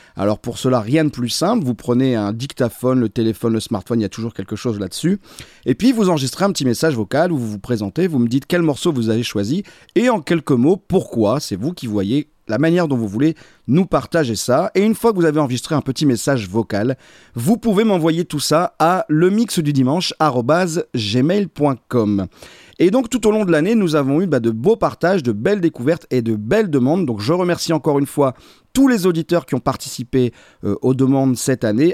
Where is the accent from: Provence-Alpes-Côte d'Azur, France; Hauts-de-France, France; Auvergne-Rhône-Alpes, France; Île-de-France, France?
Hauts-de-France, France; the Nord; je suis du Nord